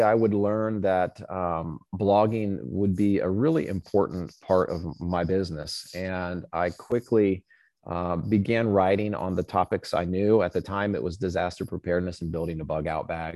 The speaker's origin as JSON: {"language": "English", "region": "Southern Indiana", "country": "United States", "tie": "born or raised there", "said": "I grew up in Boy Scouts in Southern Indiana."}